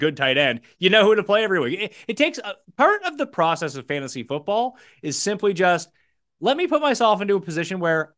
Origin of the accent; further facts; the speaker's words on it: Canada; Yeah, we're both Canadian. That's why we can.